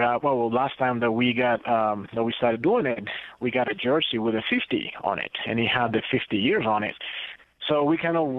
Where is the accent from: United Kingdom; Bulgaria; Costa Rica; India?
Costa Rica; English is a second language; also born or lived in Guatemala; now in United States; Growing up in Central America, you know, Costa Rica and Guatemala, it was more about soccer, which it was, you know, the World Cup was a big thing for us.